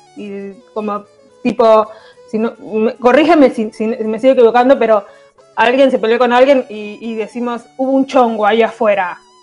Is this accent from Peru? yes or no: yes; Peru; moved away as an adult; now in Argentina; yo soy peruana